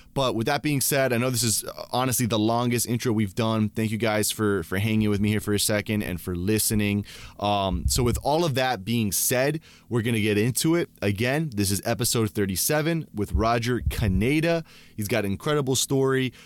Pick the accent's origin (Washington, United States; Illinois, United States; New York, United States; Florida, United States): Florida, United States; Gainesville; now in Tampa, United States; we were in Gainesville. Um, yep. That's where I was raised.